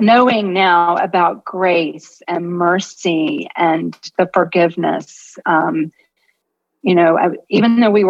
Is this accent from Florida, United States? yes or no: yes; Jacksonville, Florida, United States; I grew up in Jacksonville, Florida